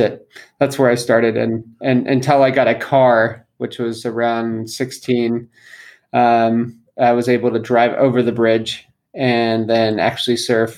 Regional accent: San Diego, California, United States; moved away as an adult; now in Nazaré, Portugal; I came from San Diego, California, and pretty much started surfing when I was 8

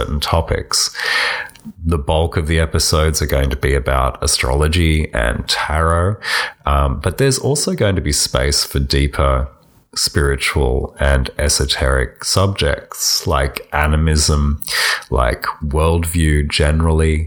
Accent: Australia; I'm an Australian

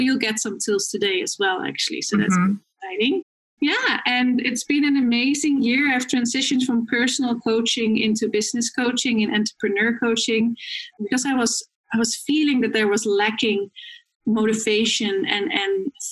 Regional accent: Netherlands; moved away as an adult; now in Vancouver, Canada; I am originally from the Netherlands. I came here 5 years ago with 2 suitcases in my hand

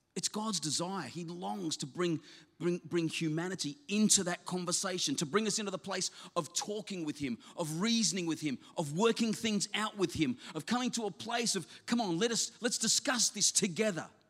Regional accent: South Australia, Australia; moved away; I was from South Australia originally

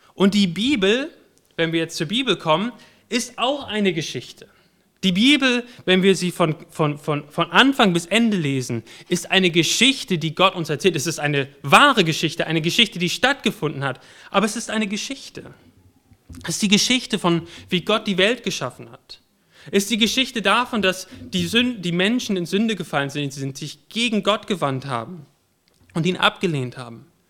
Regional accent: Warendorf, North Rhine-Westphalia, Germany; moved away; Ich bin in Warndorf geboren und in Warndorf aufgewachsen

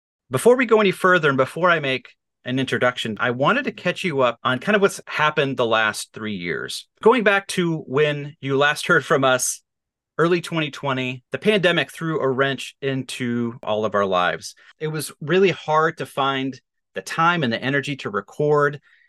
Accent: Nebraska, United States; David, you and I grew up together in Nebraska. Now we both live here in Western Oregon.

